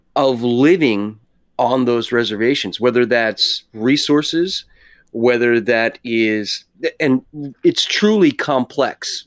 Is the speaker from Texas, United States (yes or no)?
no; New York, United States; I was born in New York, so I'm an East Coaster